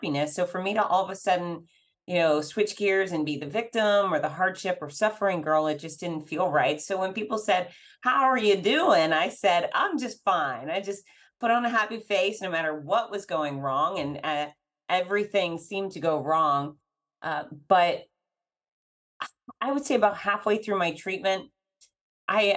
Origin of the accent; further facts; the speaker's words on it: Fort Lauderdale, Florida, United States; my history of growing up in Fort Lauderdale